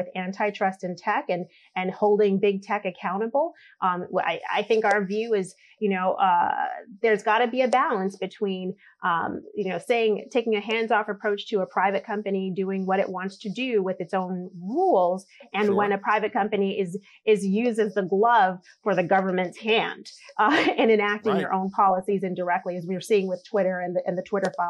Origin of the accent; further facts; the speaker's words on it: Boston, Massachusetts, United States; also born or lived in Caribbean; I'm an immigrant. I'm a naturalized citizen now. I came from the Caribbean, moved to Boston. In the ghetto